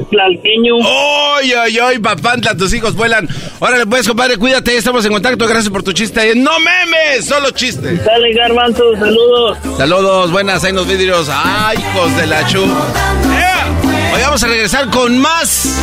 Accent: Córdoba, Veracruz, Mexico; now in Monterrey, Mexico

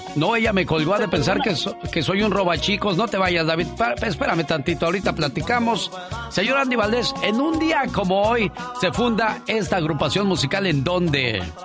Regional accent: Guerrero, Mexico; Somos de México orgullosamente y sobre todo del estado de Guerrero

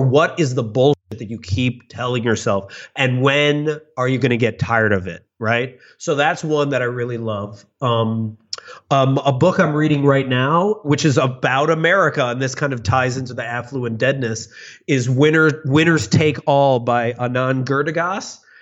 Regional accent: Chicago, Illinois, United States; I grew up in the suburbs of Chicago

